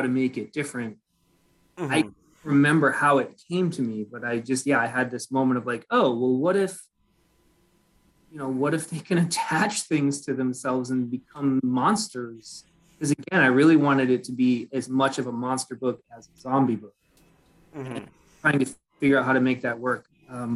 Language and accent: English; New England, United States; different towns I knew growing up in New England